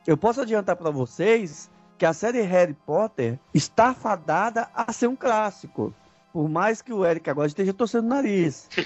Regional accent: Brazil; nós somos brasileiros e conhecemos os guetos de nossas cidades

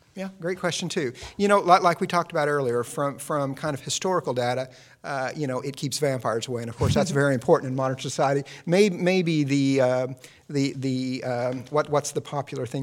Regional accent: Midwest, United States; I'm from the Midwest, and we never had fresh garlic in the house growing up

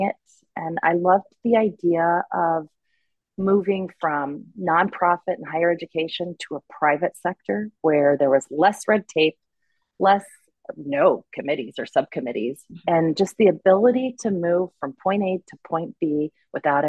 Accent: Oklahoma, United States; we settled back into my hometown, Oklahoma

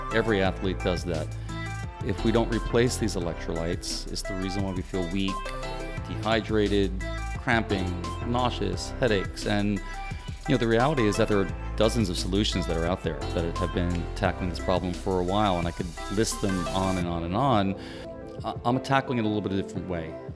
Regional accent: New York City, New York, United States; moved away; also born or lived in Miami; I'm originally from New York City

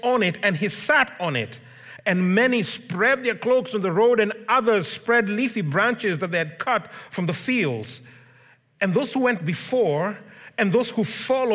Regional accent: Kenya; moved away; I grew up in Africa. I'm Kenyan, in case it wasn't obvious. So I grew up in Kenya

